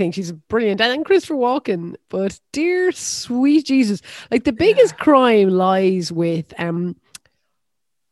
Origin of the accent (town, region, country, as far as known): Ireland